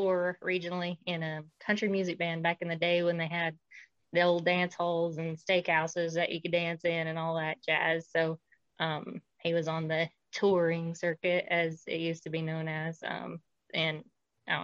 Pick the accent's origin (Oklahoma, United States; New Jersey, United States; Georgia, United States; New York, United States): Oklahoma, United States; I'm from Oklahoma